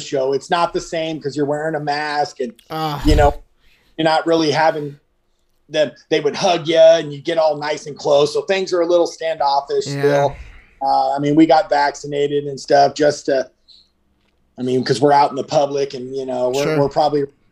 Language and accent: English; about 50 miles east of Los Angeles, California, United States; we're born and raised about 50 miles east of Los Angeles. We currently still live in Southern California.